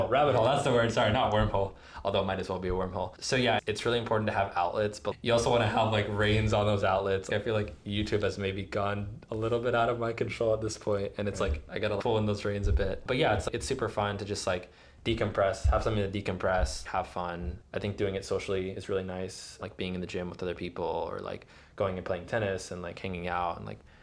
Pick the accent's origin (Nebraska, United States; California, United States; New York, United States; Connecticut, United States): New York, United States; New York City; moved away as an adult; now in Baltimore, United States; I'm originally from New York City